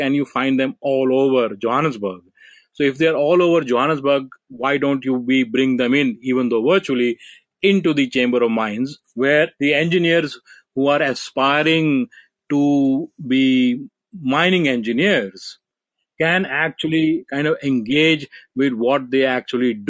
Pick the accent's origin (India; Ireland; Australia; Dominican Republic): India; I come from India